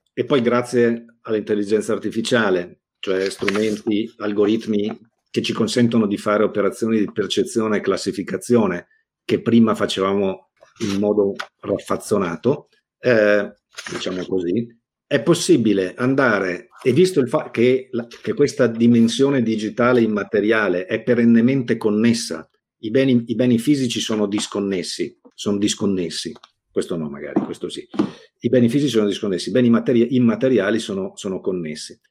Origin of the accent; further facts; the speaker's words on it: Negrar, Veneto, Italy; io sono nato a Negrar, provincia di Verona